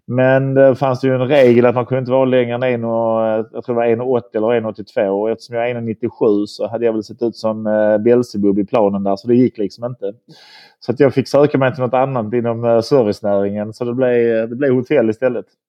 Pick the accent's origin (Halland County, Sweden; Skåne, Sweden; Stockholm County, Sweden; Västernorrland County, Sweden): Skåne, Sweden; Malmö; also born or lived in Bulle, Switzerland / London / Copenhagen; urmalmöit, född och uppvuxen på, på Limhamn här.